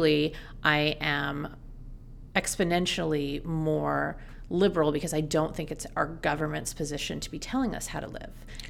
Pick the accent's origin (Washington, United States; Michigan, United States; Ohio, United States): Washington, United States; Seattle; I grew up in Seattle